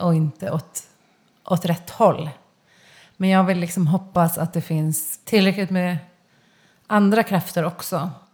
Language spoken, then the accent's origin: Swedish; Stockholm, Stockholm County, Sweden; also born or lived in Kungsholmen / Solna / Spain / Södermalm; jag är uppvuxen i Kista, jag har gått i Tensta gymnasium